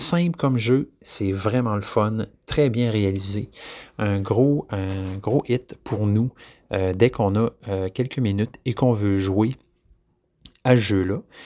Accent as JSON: {"language": "French", "region": "Quebec", "country": "Canada", "said": "je suis un Québécois"}